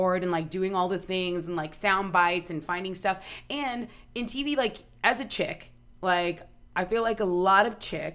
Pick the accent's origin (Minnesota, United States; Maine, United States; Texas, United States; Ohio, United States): Texas, United States; Corpus Christi; moved away; Corpus is just a small town. I love my hometown